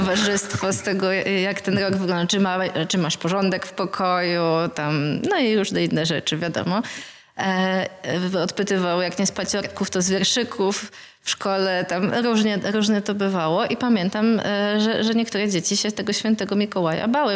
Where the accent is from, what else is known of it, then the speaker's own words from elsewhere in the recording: Warsaw, Masovian Voivodeship, Poland; wychowałam się w Warszawie